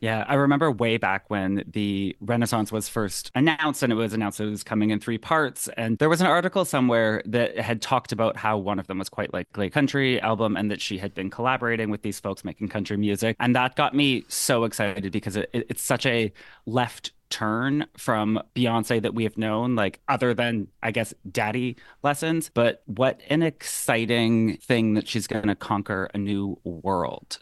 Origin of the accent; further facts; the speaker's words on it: Canada; as the Canadian on the call